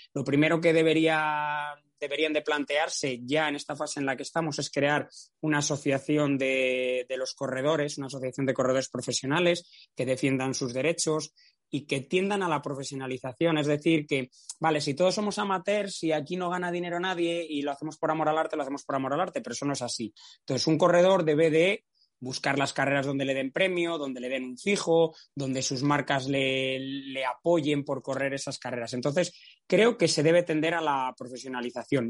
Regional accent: Valladolid, Castile and León, Spain; Yo no hice nada para nacer en Valladolid, pero nací en Valladolid, que es la provincia más plana de, toda España. Nuestro máximo desnivel no llega a 200 metros

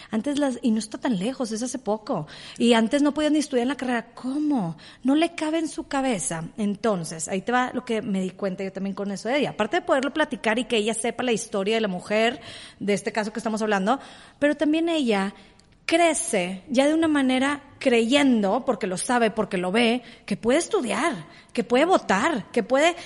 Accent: Mexico

